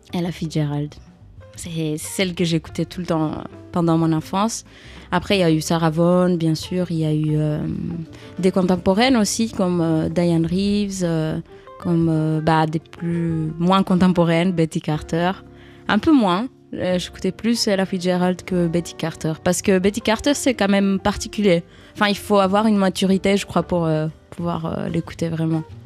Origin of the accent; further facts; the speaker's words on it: Greece; now in Paris, France; je viens de la Grèce